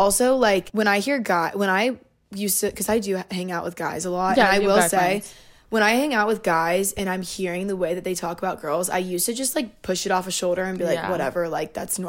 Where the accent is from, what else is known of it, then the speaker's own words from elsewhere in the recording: the South, United States; moved away; growing up in the South